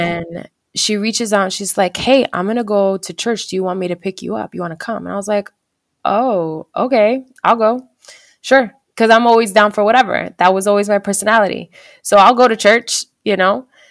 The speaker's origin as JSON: {"language": "English", "region": "New Jersey", "country": "United States", "moved": "as an adult", "lives_now": "California, United States", "said": "we end up moving to California together 'cause we're from New Jersey"}